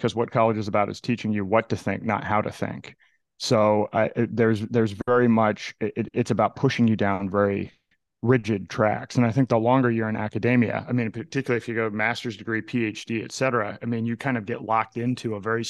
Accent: Indiana, United States; also born or lived in Florida / Massachusetts; now in New Hampshire, United States; I was actually originally from Indiana and then spent some time in Florida.

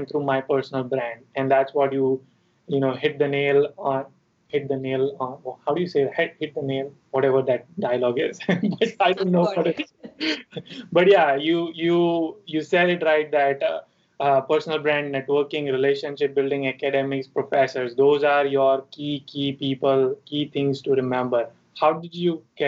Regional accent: Mumbai, Maharashtra, India; moved away as an adult; also born or lived in Chico, California; I'm from Mumbai.

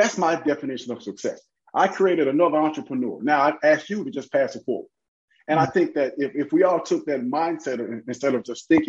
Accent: Memphis, Tennessee, United States; moved away; Born and raised in Memphis, Tennessee

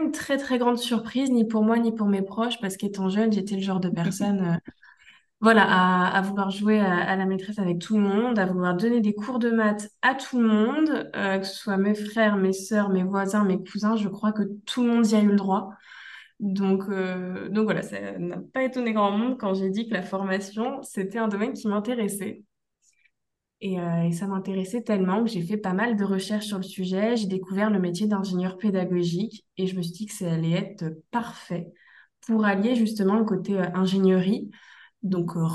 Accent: Brittany, France; moved away as an adult; now in Thailand; je suis originaire euh, de Bretagne, euh, je suis, une Bretonne pure beurre de base, donc c'est vrai que quitter sa Bretagne natale, c'est pas toujours facile

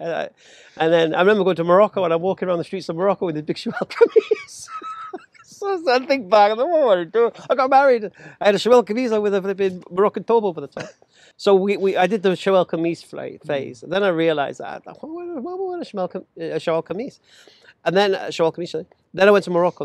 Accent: England, United Kingdom; I'm English.

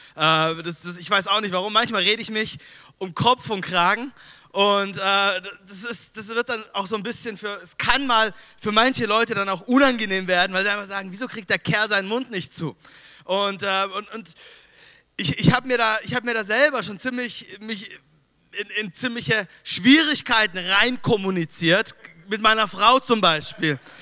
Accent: Düsseldorf, North Rhine-Westphalia, Germany; moved away; ich komme aus Düsseldorf

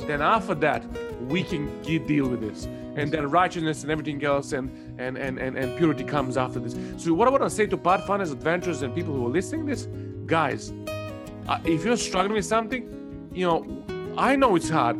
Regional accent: Serbia; English is a second language; moved away as an adult; also born or lived in Cornwall; now in Watford, United Kingdom; I originally come from uh, Serbia. I was born in 1982

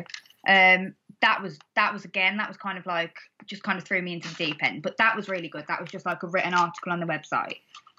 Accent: Wolverhampton, West Midlands, United Kingdom; accent: Wolverhampton; my Wolverhampton accent's not that bad.

